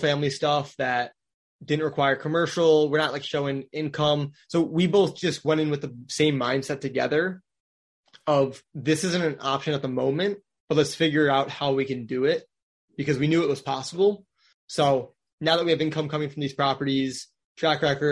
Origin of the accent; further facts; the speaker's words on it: Wisconsin, United States; now in Orlando, United States; I grew up in Wisconsin.